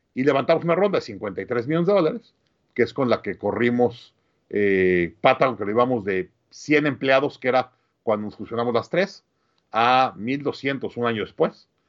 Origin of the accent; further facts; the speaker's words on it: Mexico City, Mexico; moved away as an adult; also born or lived in Monterrey, Mexico / Austin, United States; nací en, en, Monterrey, crecí en la Ciudad de México